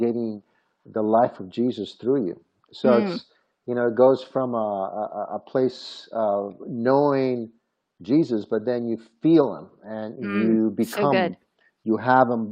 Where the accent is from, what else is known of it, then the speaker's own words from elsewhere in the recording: Rome, Lazio, Italy; I was born in Rome, Italy.